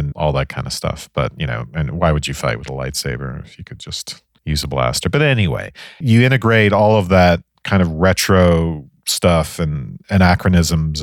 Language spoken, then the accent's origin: English; Ireland; the 80s growing up in Ireland